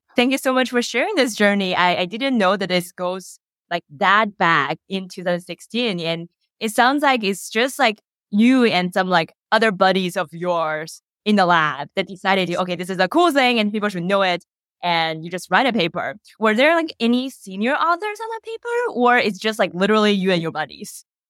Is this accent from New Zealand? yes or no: no; China; now in United States; I was born and raised in China